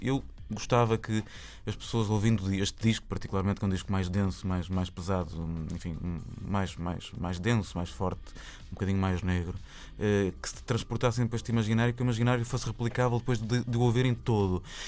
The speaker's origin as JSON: {"language": "Portuguese", "town": "Porto", "region": "Norte", "country": "Portugal", "said": "porque também somos do Porto"}